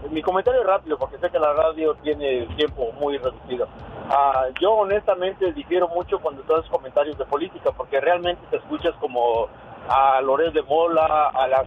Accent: Michoacán, Mexico; yo soy de Michoacán

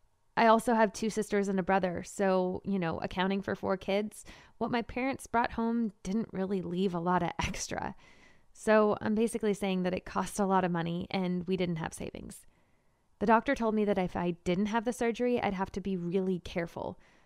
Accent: Marshalltown, Iowa, United States; is the Marshalltown Community College baseball team. And it's not even a real college. As lame as my hometown is, all that lameness kind of helped me.

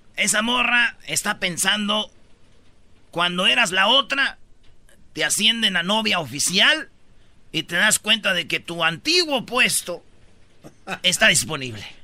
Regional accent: Michoacán, Mexico; como buen michacano

